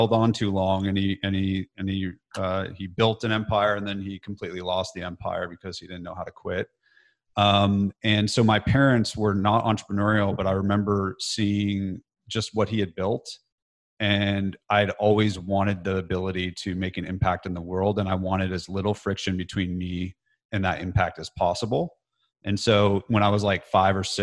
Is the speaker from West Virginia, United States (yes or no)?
no; California, United States; moved away as an adult; now in Nashville, United States; growing up in California, I just had like an average childhood, middle class